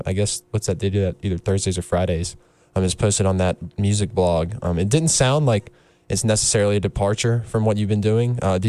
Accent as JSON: {"language": "English", "town": "Rocky Mount", "region": "North Carolina", "country": "United States", "said": "That's close to my stomping grounds. I'm from Rocky Mount, so okay, right. I know that Eastern North Carolina area very well"}